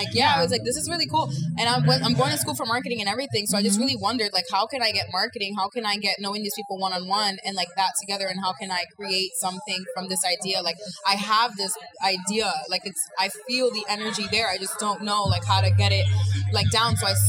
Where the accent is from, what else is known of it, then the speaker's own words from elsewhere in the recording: New York, United States; I'm from New York.